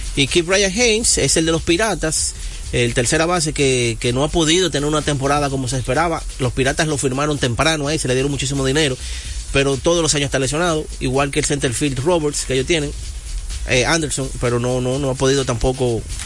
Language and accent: Spanish; Dominican Republic; yo soy dominicano